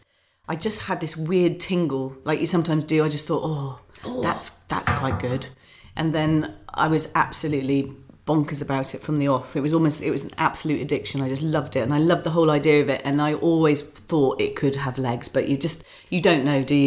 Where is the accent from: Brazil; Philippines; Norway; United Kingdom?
United Kingdom; Islington, London; now in Buckinghamshire, United Kingdom; I came from Islington, came to rural Buckinghamshire with 3 children and really didn't know where to go, what to do.